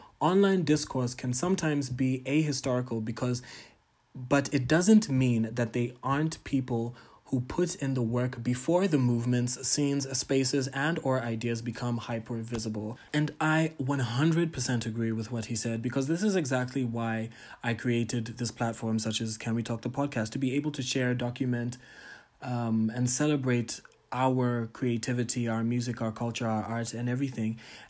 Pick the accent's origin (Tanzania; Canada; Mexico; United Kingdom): Tanzania; But shout out to my home country, Tanzania.